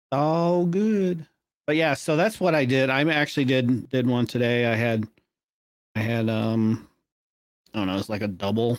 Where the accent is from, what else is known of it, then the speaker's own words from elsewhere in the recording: United States; I'm an American